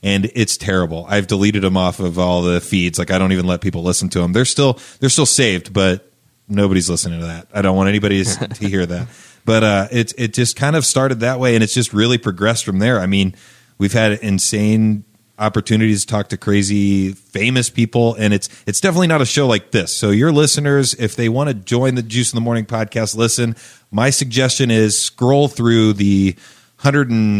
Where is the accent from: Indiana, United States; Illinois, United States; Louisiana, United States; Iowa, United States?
Indiana, United States; Charlottesville; also born or lived in New Palestine, Indiana; I moved from New Palestine, Indiana, to Charlottesville, Indiana.